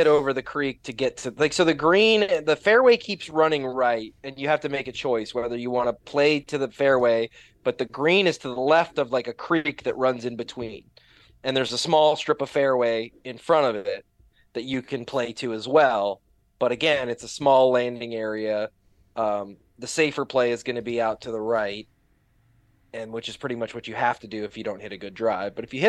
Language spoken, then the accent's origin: English; Midwest, United States; I grew up in the Midwest and the North.